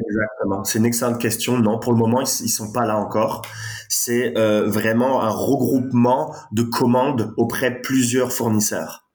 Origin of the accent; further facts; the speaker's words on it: France; accent: French; moved away as an adult; now in Montreal, Canada; comme vous pouvez l'entendre à mon accent, je suis français